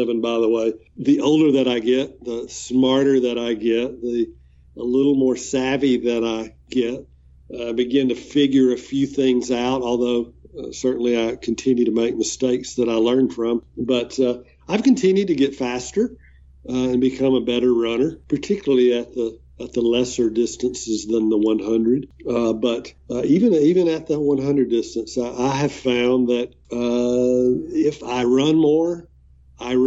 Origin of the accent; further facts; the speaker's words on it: Alabama, United States; When I would say Alabama